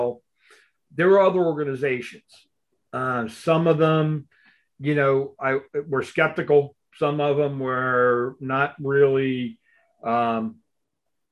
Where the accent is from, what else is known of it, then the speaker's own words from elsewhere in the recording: Missouri, United States; I'm from Missouri